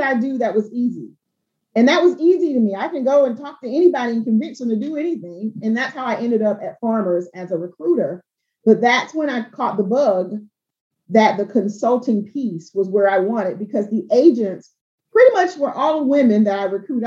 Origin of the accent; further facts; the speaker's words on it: Albany, Georgia, United States; I'm from South Georgia, I'm from Albany, Georgia